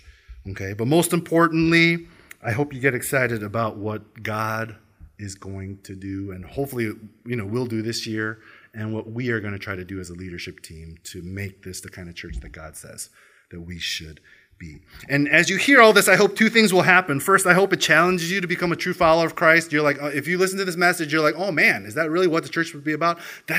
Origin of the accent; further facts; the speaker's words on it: Australia; I am Korean American Australian. You know, yes, I am Australia, yeah.